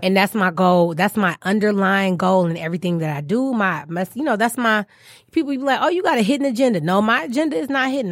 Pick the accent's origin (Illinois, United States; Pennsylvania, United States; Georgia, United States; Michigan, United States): Michigan, United States; Detroit; accent: African-American Vernacular English; first language African-American Vernacular English; I, I grew up in Detroit. I'm born and raised from Detroit, not Metro Detroit, from Detroit.